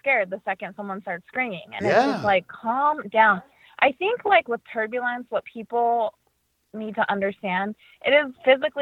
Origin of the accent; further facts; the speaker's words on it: Las Vegas, Nevada, United States; now in Boston, United States; I grew up in Las Vegas, but I'm based in Boston